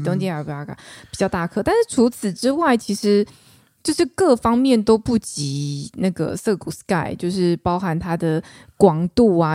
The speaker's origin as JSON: {"language": "Chinese", "region": "Taichung", "country": "Taiwan", "tie": "born or raised there", "said": "小妹我是来自于台中，台中哎。市，土生土长台中人"}